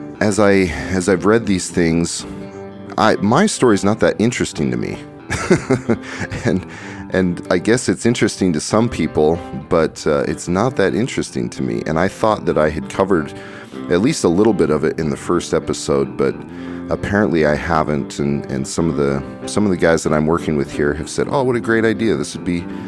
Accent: Kaysville, Utah, United States; in my town there where I grew up in Kaysville, Utah

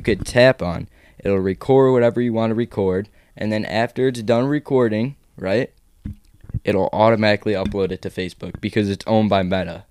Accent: Chicago, Illinois, United States; now in Florida, United States; I'm from Chicago

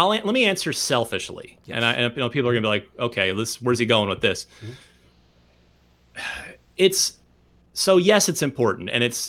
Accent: Vernon, New Jersey, United States; I'm originally from Vernon, New Jersey, which is especially in the 80s.

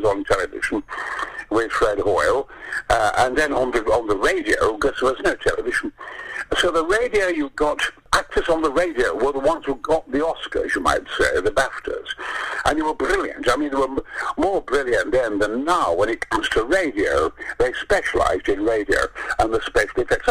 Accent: Mexborough, Yorkshire and the Humber, United Kingdom; I was born in Mexborough, near Rotherham and Goldthorpe, and we used to kind of go and watch the black and white version of Flash Gordon in the village in Goldthorpe

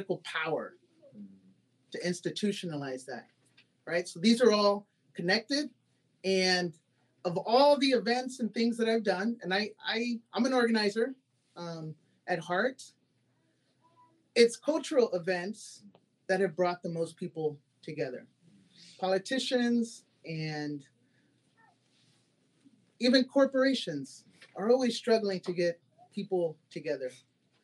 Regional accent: Houston, Texas, United States; also born or lived in Austin, Texas

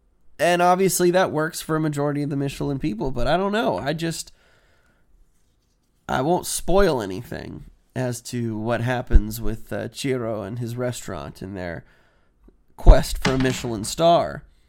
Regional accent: Houston, Texas, United States; also born or lived in Washington; here I am growing up in Houston and in Washington.

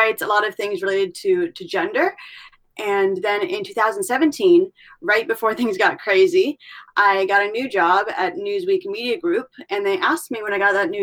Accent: California, United States; also born or lived in Middle East; I'm from California

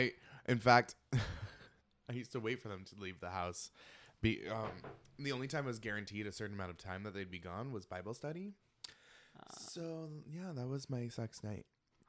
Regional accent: Ireland; And I'm Irish.

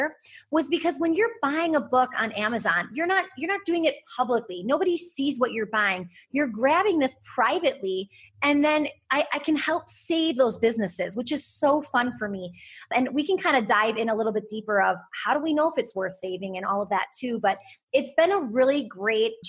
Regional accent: Wisconsin, United States; I'm from Wisconsin

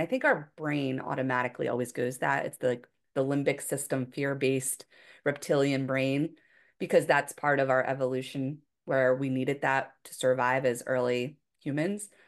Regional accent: Philadelphia, Pennsylvania, United States; moved away as an adult; also born or lived in Hawaii; I was from Philadelphia area, you know, in the Northeast of the United States, very different than Hawaii

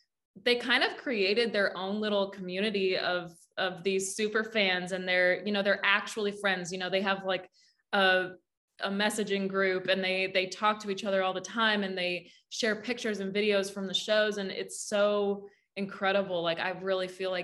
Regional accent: Saskatchewan, Canada; moved away as an adult; now in Nashville, United States; my little yellow Pontiac that I drove down from Saskatchewan to Nashville.

